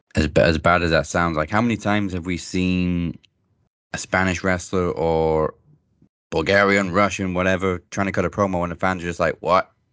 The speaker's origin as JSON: {"language": "English", "town": "Wrexham", "region": "Wales", "country": "United Kingdom", "tie": "born or raised there", "said": "the new Welcome to Wrexham series that's airing right now with, uh, Rob and Ryan Reynolds, um, is obviously based in my hometown"}